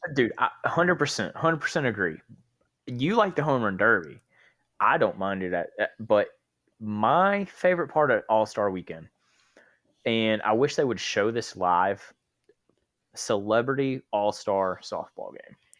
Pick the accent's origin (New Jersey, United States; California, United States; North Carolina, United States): North Carolina, United States; moved away as an adult; now in Georgia, United States; I'm originally from North Carolina, but I moved down to Georgia when I met my wife, um, in twenty eighteen.